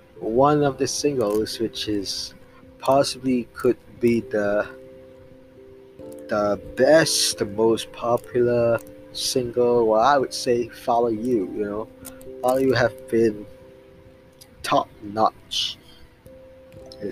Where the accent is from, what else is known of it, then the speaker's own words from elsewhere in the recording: Singapore; I'm actually from Singapore